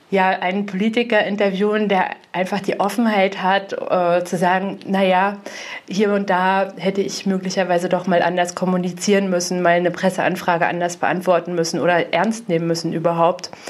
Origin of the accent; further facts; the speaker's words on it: Grimmen, Mecklenburg-Vorpommern, Germany; also born or lived in Greifswald / Rostock; now in Bad Doberan, Germany; Also äh, ich bin aufgewachsen in Grimmen. Ich habe in Greifswald studiert, viele Jahre in Rostock äh, schon gearbeitet, wohne jetzt in Bad Doberan.